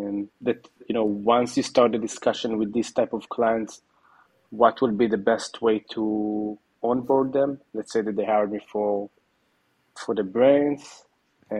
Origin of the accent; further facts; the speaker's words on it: Israel; I'm from Israel